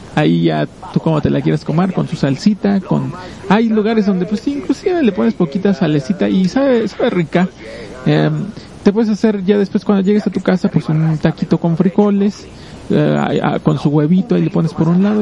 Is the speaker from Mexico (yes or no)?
yes; Mexico; nosotros como mexicanos